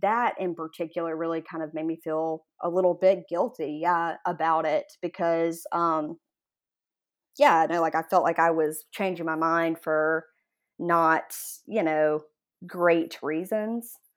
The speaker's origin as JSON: {"language": "English", "town": "Jackson", "region": "Mississippi", "country": "United States", "tie": "born or raised there", "said": "I grew up in Jackson, Mississippi, sort of in like the Jack- Jackson metropolitan area, really."}